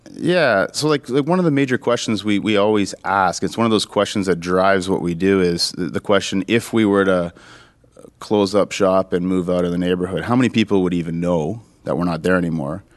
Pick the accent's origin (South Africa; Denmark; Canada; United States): Canada; Sudbury, Ontario; this is my hometown. I grew up here